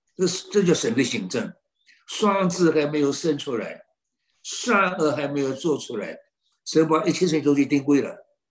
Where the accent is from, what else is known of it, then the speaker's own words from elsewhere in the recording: China; 好像没有我们中国人聪明了